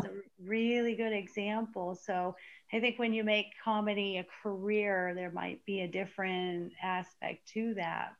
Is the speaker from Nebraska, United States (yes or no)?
no; Arizona, United States; I grew up in Arizona and we used to lay out in baby oil as teenagers